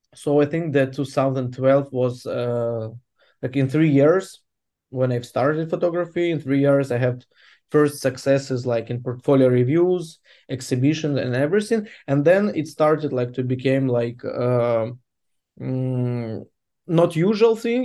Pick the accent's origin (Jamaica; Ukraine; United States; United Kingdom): Ukraine; Mykolaiv, Mykolaiv Oblast; English is a second language; Mykolaiv is my hometown